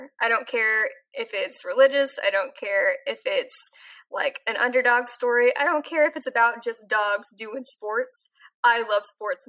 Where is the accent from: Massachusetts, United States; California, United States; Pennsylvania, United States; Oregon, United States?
California, United States; I grew up in California where the Ducks are Anaheim Ducks.